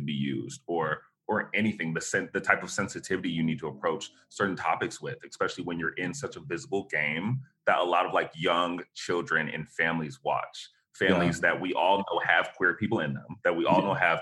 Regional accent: Dallas, Texas, United States; also born or lived in Buffalo, New York; my mom relocated us to Dallas, Texas.

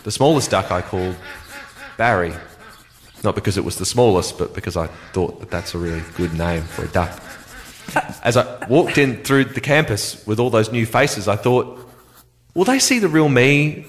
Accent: Adelaide, South Australia, Australia; I'm 17 years old and I'm from Adelaide, South Australia. I am in year 12.

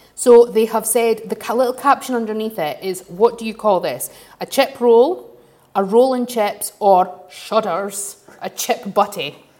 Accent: Glasgow / Dundee, Scotland, United Kingdom; growing up in Glasgow, growing up in Dundee

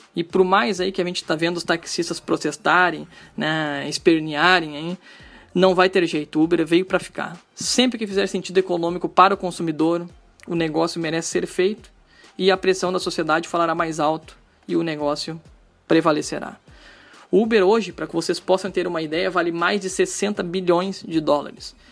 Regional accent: Gravataí, Rio Grande do Sul, Brazil; eu sou de Gravataí, uma cidade que fica localizada aqui na região metropolitana do Rio Grande do Sul

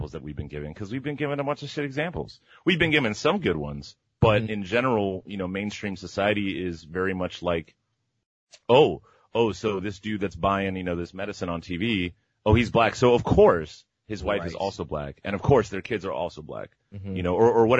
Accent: Miami, Florida, United States; moved away; I'm from Miami originally, Miami, Florida

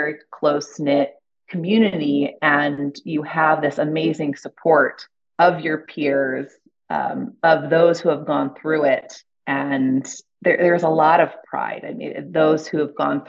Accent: Ohio, United States; moved away; also born or lived in Boston / New York; I'm from Ohio.

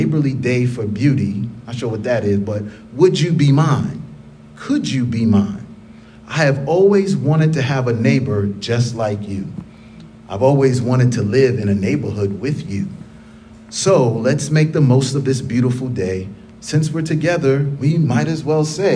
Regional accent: New York City, New York, United States; Growing up in the Bronx, New York

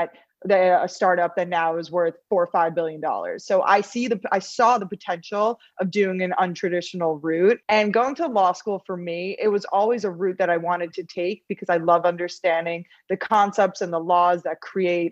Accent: New York, United States; also born or lived in Los Angeles, California; I'm originally from New York. I grew up here, loved the East Coast

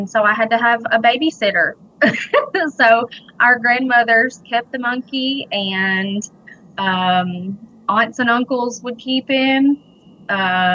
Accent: Gleason, Tennessee, United States; now in Clarksburg, United States; I'm actually from Weakley County. Grew up in Gleason

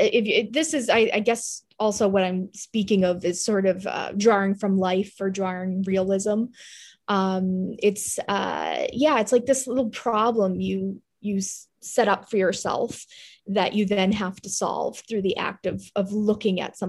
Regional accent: Massachusetts, United States; I'm from Massachusetts, but I have a studio in Rhode Island, here in New England

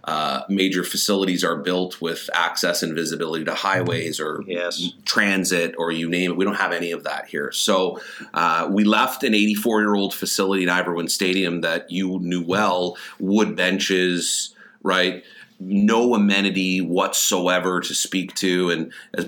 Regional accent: Hamilton, Ontario, Canada; moved away as an adult; it was in my hometown

